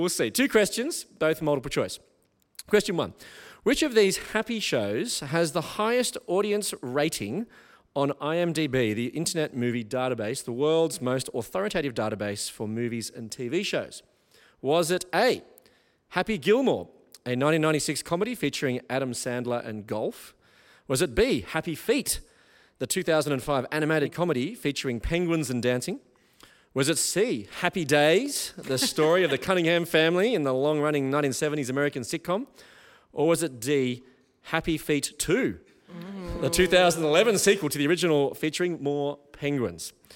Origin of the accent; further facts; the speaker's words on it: Taree, New South Wales, Australia; moved away as an adult; now in Melbourne, Australia; So I grew up in Taree as well as you did